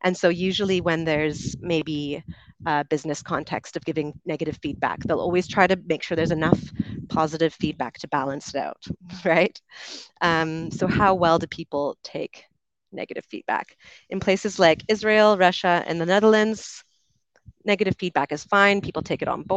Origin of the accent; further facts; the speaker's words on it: Canada; accent: Canadian; moved away as an adult; also born or lived in United Kingdom; I grew up in Canada and I moved to the UK when I was 22.